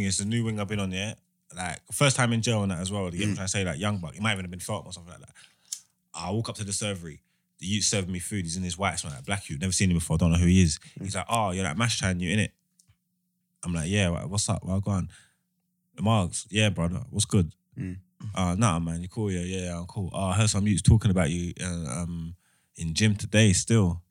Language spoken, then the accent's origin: English; London, United Kingdom; I'm from East. I'm from Hackney